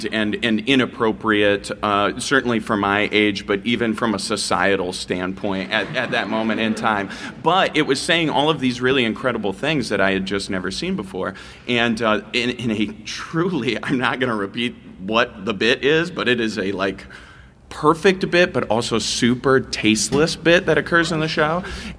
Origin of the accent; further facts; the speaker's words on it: Iowa, United States; I'm originally from Iowa, you know, the funniest state in the union.